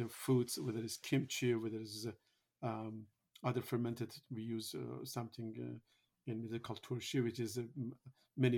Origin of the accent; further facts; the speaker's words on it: Iran; moved away; I am originally from Iran